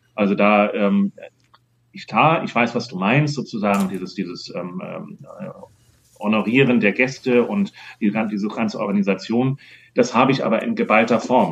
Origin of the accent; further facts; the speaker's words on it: Hamburg, Germany; moved away; Ich fühle mich noch als Hamburger